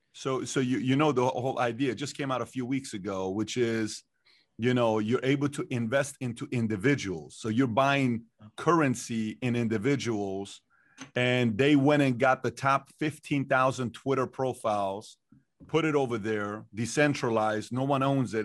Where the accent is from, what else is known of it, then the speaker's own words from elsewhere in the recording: Iran; moved away; I'm not from here, I'm from Iran